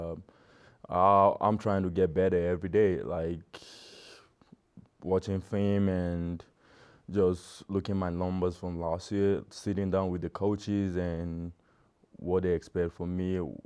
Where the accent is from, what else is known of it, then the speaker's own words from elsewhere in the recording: Nigeria; moved away; being a Nigerian